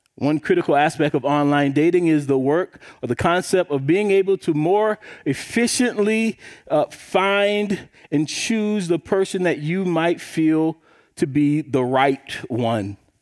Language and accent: English; South Carolina, United States; I grew up in South Carolina